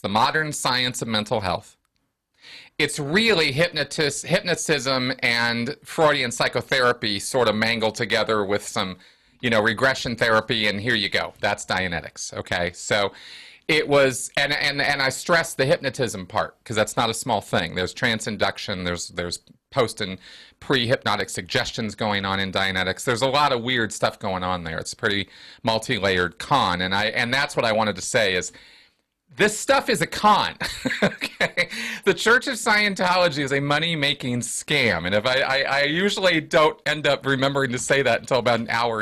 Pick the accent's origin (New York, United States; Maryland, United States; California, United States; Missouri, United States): California, United States; also born or lived in Santa Barbara, California; now in Denver, United States; I grew up in California. I live in Denver now, but I was born and raised in California